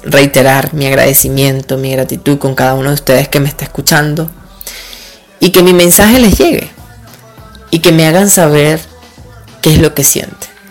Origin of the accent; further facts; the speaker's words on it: Duaca, Lara, Venezuela; also born or lived in Barquisimeto / Caracas; vengo de un pueblo del estado Lara, que se llama Duaca. Siempre voy a ser orgulloso porque aquí he vivido, aunque nací en Barquisimeto.